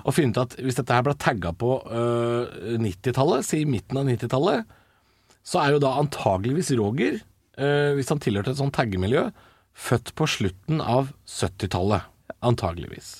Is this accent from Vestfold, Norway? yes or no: no; Drammen, Buskerud, Norway; da jeg vokste opp i Drammen på 90-tallet